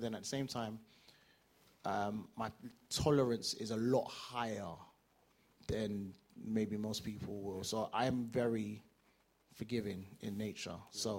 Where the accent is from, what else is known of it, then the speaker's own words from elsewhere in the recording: Nigeria; So as a Nigerian, as an academic, as a you know typical African man